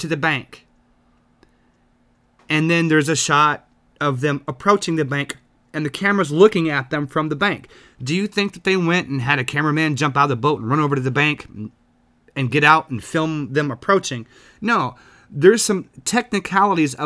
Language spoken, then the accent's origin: English; the South, United States; I'm from the South